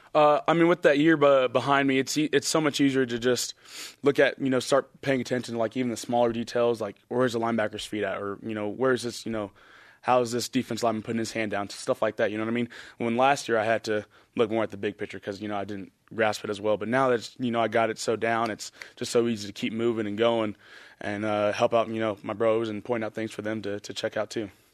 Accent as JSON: {"language": "English", "region": "Texas", "country": "United States", "moved": "yes", "said": "we're both from Texas"}